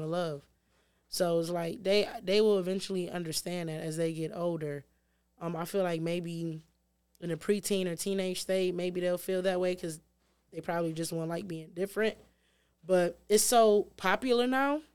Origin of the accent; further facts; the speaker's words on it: Detroit, Michigan, United States; I grew up in the city. I grew up in Six Mile and Shaner, but I got, took out of the city when I was, like, ten